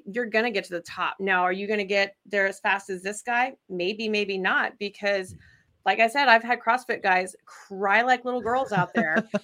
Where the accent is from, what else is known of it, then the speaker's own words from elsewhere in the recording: Idaho, United States; moved away as an adult; now in Wisconsin, United States; I'm originally from Idaho